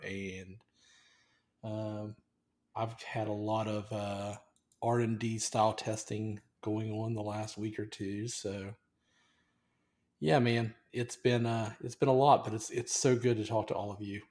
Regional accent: United States; I've been raised as an American

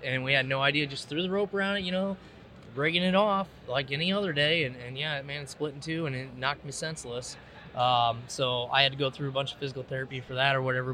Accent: Davenport, Iowa, United States; now in East Moline, United States; I grew up in Iowa. Uh, you know, Davenport

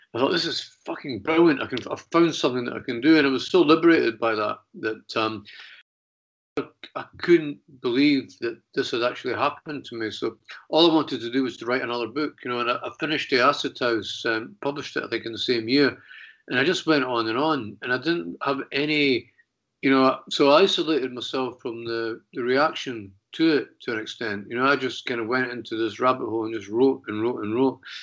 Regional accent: Edinburgh, Scotland, United Kingdom; moved away; also born or lived in London; I was back in Edinburgh, which was my hometown

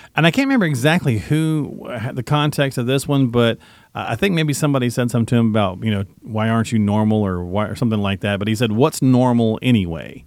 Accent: the South, United States; accent: Southern; I can do that with a Southern accent, folks, 'cause I'm from the South

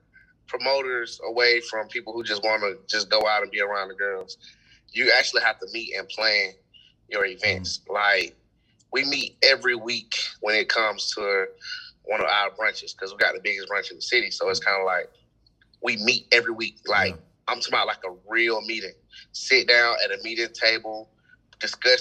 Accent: Atlanta, Georgia, United States; also born or lived in Douglasville, Georgia; I'm from Atlanta, Georgia, man. I was born in the hospital. I'm from the center of the city

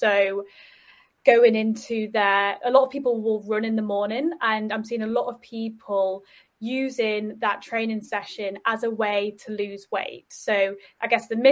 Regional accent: Yorkshire and the Humber, United Kingdom; I'm from Yorkshire

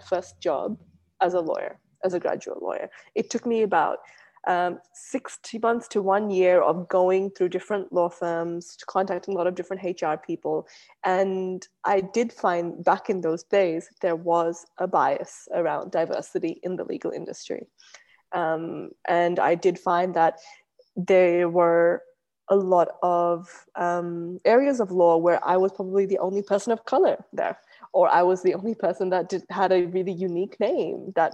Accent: Australia; growing up in Australia was very unique and different to how other people would have grown up in Australia.

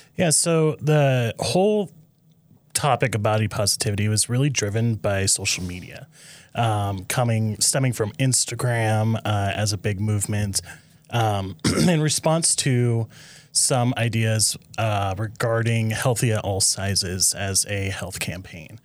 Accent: Nebraska, United States; I'm from Nebraska originally

